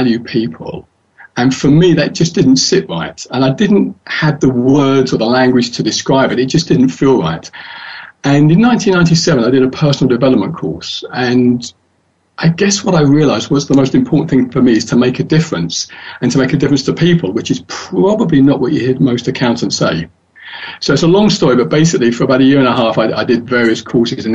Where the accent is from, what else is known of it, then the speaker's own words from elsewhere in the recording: London, United Kingdom; I was born and raised in London, and that's where I live.